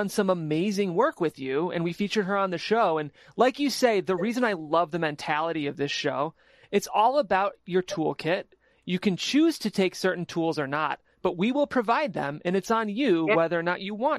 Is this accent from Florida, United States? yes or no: no; Ohio, United States; moved away; I'm from Ohio. We really play by the rules there.